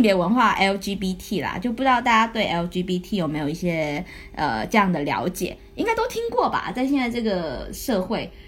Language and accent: Chinese; Guangdong, China; 我是潮汕人嘛